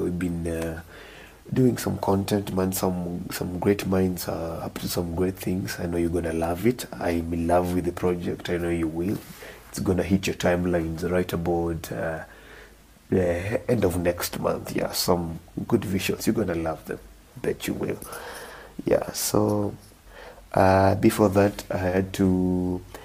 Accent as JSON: {"language": "English", "town": "Homa Bay", "region": "Homa Bay County", "country": "Kenya", "tie": "born or raised there", "said": "I grew up in Homa Bay"}